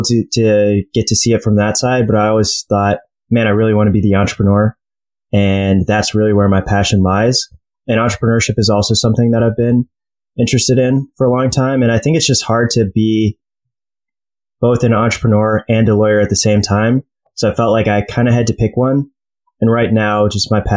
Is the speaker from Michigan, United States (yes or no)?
yes; Detroit, Michigan, United States; moved away as an adult; also born or lived in New York / Cleveland / Philadelphia / Chicago; So I was born in New York, lived there for like a year or two, moved to Cleveland, lived there until I was about eight, then moved to Detroit. I was there until the end of high school